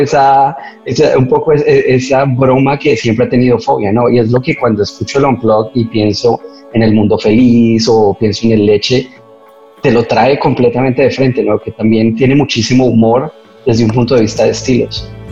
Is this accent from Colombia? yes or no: yes; Colombia; así lo llamamos los colombianos